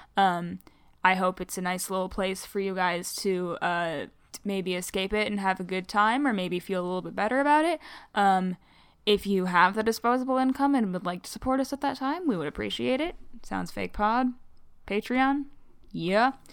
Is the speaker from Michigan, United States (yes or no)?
yes; Michigan, United States; I'm a Michigander, and as a result, I have really hard R's